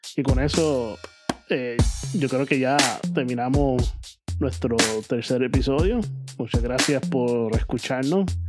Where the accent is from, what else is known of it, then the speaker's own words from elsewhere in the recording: Puerto Rico; moved away as an adult; now in New York, United States; Si algún día o algún momento vuelvo a Puerto Rico y tengo intenciones de hacer Puerto Rico mi residencia otra vez